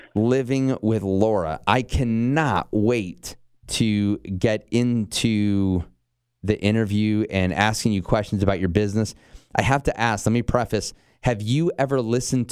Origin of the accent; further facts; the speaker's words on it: Michigan, United States; moved away as an adult; also born or lived in northern Indiana / Chicago; now in Knoxville, United States; I was born and raised up in Michigan. I lived in northern Indiana for a while